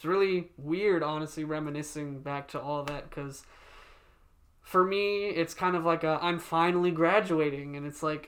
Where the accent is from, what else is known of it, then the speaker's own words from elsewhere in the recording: South Africa; my mom just gets them or makes them because they're South African. We're from South Africa.